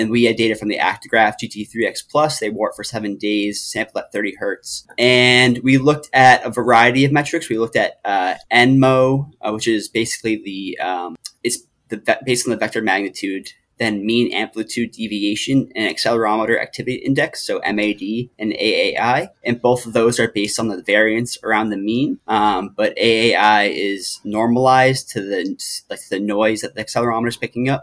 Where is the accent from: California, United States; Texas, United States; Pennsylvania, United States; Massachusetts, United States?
Massachusetts, United States; moved away as an adult; now in North Carolina, United States; I am originally from Massachusetts, and I moved to North Carolina about 3 years ago